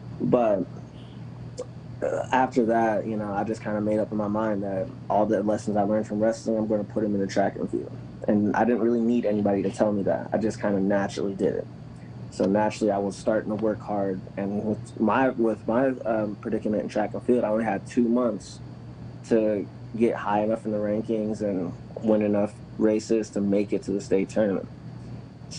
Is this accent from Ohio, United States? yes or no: yes; Massillon, Ohio, United States; also born or lived in Canton, Ohio; now in San Diego, United States; I grew up in Massillon and Canton